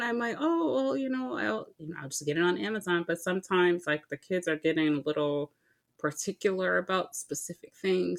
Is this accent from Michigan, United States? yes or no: yes; Detroit, Michigan, United States; I grew up in Michigan, Detroit specifically.